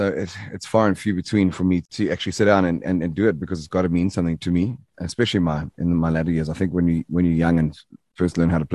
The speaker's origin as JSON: {"language": "English", "town": "Durban", "region": "KwaZulu-Natal", "country": "South Africa", "said": "I was from the Bluff, and our slogan is rough and tough, and we smoke the stuff"}